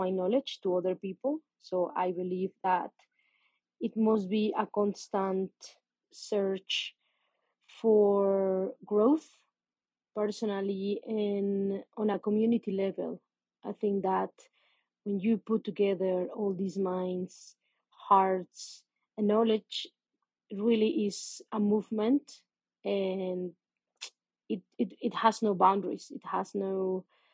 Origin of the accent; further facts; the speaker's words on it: Mexico City, Mexico; English is a second language; also born or lived in Playa del Carmen; I am Mexican. I was born in Mexico City. I have been living here most part of my life, except for 2 years that I live in Playa del Carmen